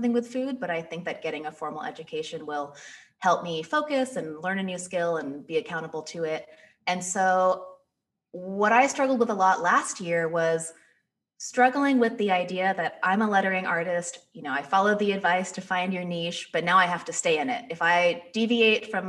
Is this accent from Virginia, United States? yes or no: no; 30 minutes outside of Los Angeles, Southern California, United States; moved away as an adult; also born or lived in New York City; now in Detroit, United States; So I grew up in Southern California, like 30 minutes outside of Los Angeles